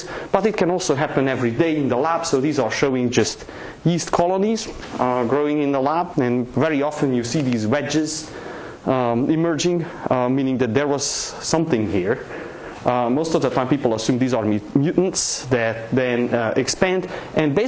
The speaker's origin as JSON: {"language": "English", "region": "Transylvania", "country": "Romania", "tie": "born or raised there", "moved": "yes", "said": "I grew up in Transylvania, Eastern Europe"}